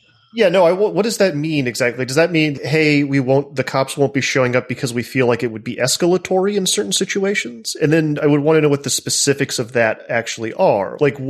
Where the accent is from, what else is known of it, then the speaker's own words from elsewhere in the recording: the South, United States; I'm from the South